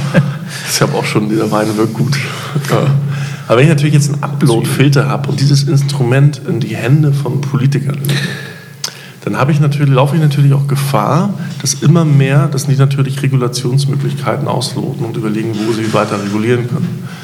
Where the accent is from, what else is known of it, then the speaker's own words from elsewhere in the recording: Hamburg, Germany; ich bin Hamburger